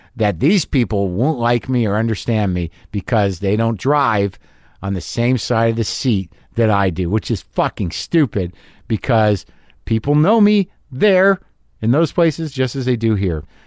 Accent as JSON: {"language": "English", "country": "United States", "said": "I'm an American abroad"}